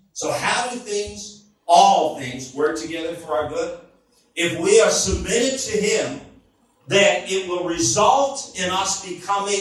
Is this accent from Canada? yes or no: yes; Canada; moved away as an adult; also born or lived in United States; we're from Canada. We lived in the United States for many years